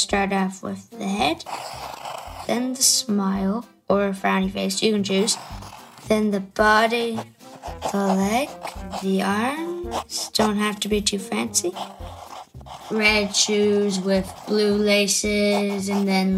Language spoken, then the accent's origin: English; Wicklow, Leinster, Ireland; I'm from Wicklow and I'm 9 years old